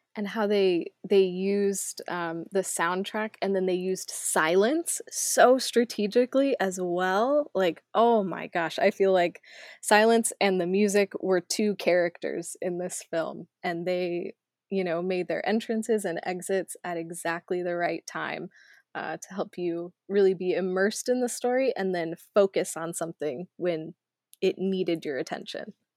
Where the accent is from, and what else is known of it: Arizona, United States; born or raised there; moved away